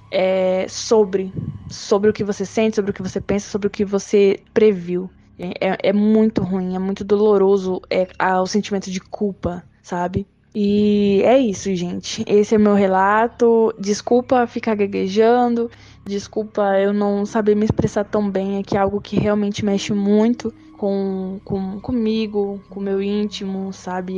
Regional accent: Chapada dos Guimarães, Mato Grosso, Brazil; eu sou do Mato Grosso, Chapada dos Guimarães

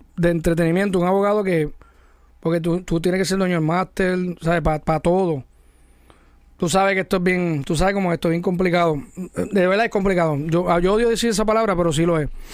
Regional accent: Mayagüez, Puerto Rico; yo soy de Mayagüez. Yo no de la Metro

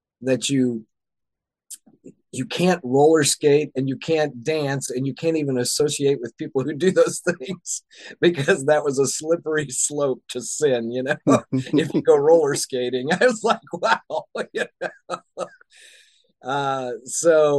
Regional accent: the South, United States; Growing up in the South, in the Bible Belt, in the United States.

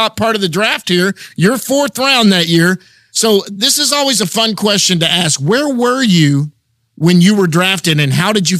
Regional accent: Texas, United States; I'm a Texan.

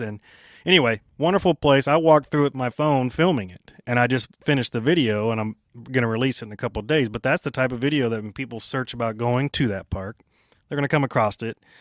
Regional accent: Kansas City, Kansas, United States; I grew up there

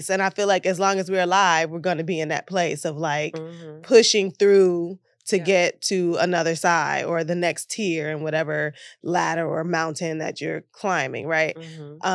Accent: Detroit, Michigan, United States; moved away as an adult; also born or lived in New York; now in Los Angeles, United States; I'm born and bred in Detroit um, and I spent 13 years in New York as an actor a struggling actor

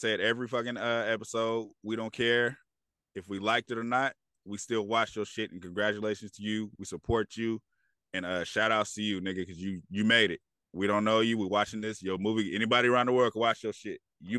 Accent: California, United States; I'm from California.

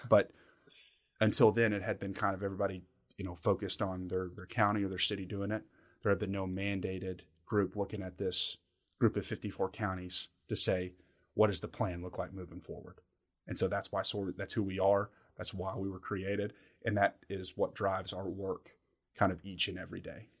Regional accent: Somerset, Kentucky, United States; also born or lived in Ibiza, Spain; I'm born and raised in, in Somerset and, and, and kinda grew up in the region.

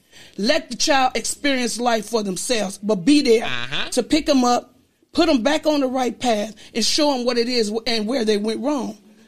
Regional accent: the South, United States; he came from we're from the South, and it was a type of household where the dad did mostly everything and the mom took care of the kids. But when we moved to the city

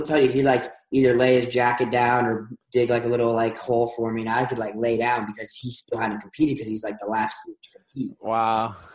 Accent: Bellefontaine, Ohio, United States; also born or lived in Columbus, Ohio; now in Utah, United States; I was born in Columbus. Grew up in Bellefontaine, which is just outside

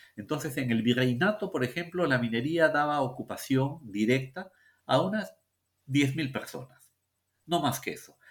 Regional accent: Peru; los peruanos

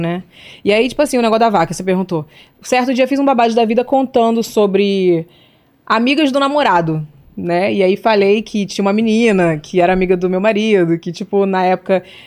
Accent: Rio de Janeiro, Brazil; Nasci no Rio de Janeiro, na Pavuna, Zona Norte, um bairro carente

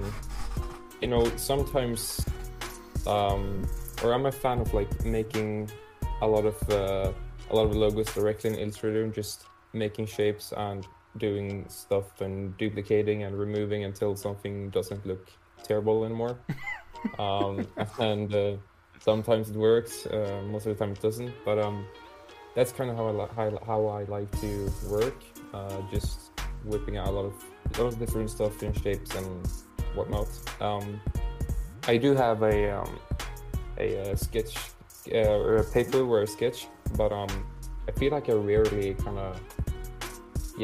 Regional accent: Malmö, Skåne, Sweden; my hometown, Malmö

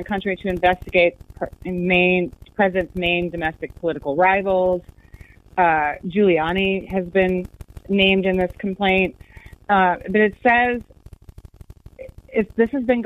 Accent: United States; as an American

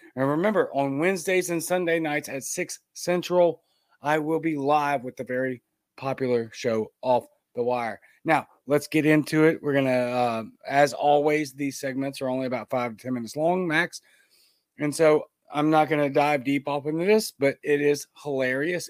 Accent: United States; you and me as American people

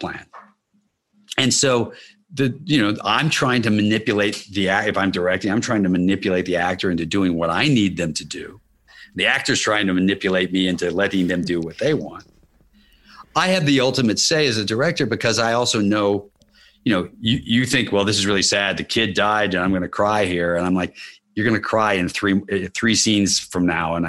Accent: Kentucky, United States; moved away; I grew up in Kentucky

